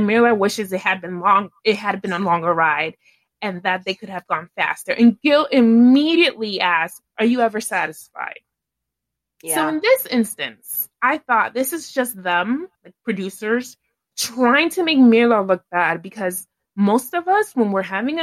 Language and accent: English; New York City, New York, United States; as a New Yorker who grew up going to Central Park